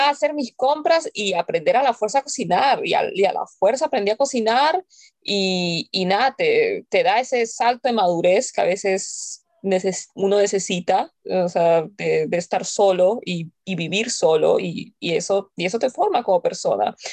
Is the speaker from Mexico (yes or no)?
no; Peru; now in United States; en el Perú, y de ahí me vine para los Estados Unidos